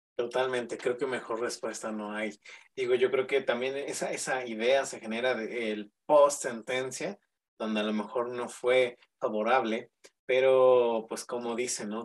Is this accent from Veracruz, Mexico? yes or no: no; Mexico City, Mexico; aquí en la Ciudad de México, yo soy de la Ciudad de México